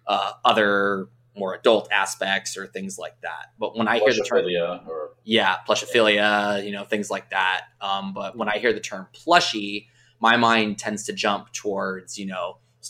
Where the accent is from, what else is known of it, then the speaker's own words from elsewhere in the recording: Southern California, United States; I grew up in the Southern California region.